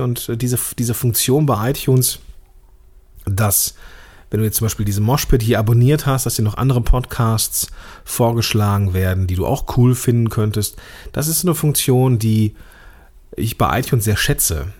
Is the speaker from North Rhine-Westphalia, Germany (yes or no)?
yes; Langenfeld, North Rhine-Westphalia, Germany; Ich komme hier aus Langfeld